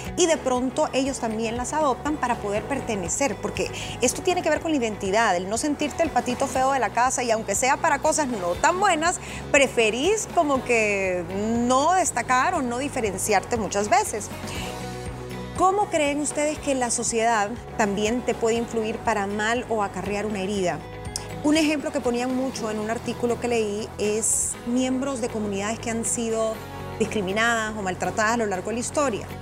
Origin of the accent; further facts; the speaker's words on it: El Salvador; soy salvadoreña, vivo acá.